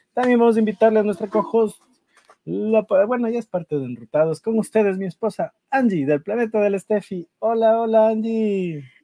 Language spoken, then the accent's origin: Spanish; Ecuador; now in United States; nosotros como ecuatorianos